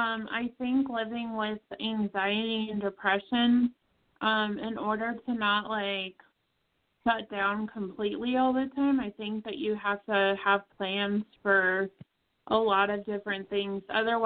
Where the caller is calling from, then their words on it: Colorado, United States; I'm from Colorado.